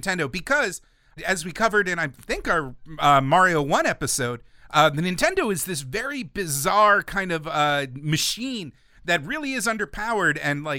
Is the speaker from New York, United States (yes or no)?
yes; New York, United States; So I grew up in New York, where the TurboGrafx-16 had its first test market.